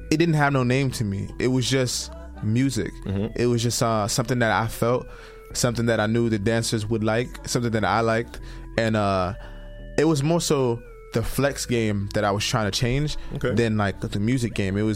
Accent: Brooklyn, New York, United States; I'm from Brooklyn, New York, and I'm one of the pioneers of a style called FDM, which is flex dance music.

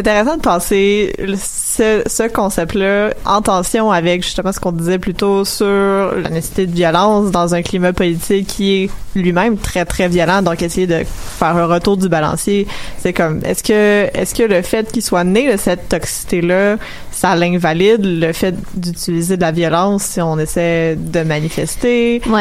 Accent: Montreal, Quebec, Canada; je venais de Montréal

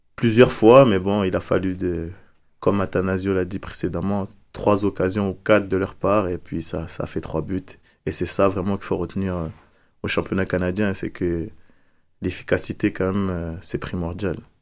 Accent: France; moved away; en provenance de la France, comme je viens de la France

